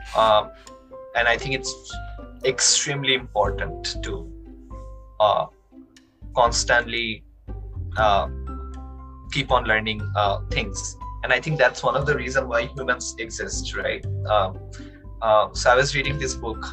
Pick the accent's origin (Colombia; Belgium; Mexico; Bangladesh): Bangladesh; Dhaka, Dhaka Division; moved away as an adult; now in Canada; when I was growing up in Dhaka, I kind of uh, lived a very monotonous life.